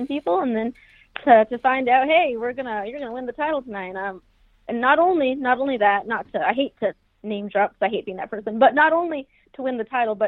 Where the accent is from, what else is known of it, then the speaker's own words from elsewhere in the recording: New Mexico, United States; now in Davenport, United States; I'm from New Mexico, like, around Albuquerque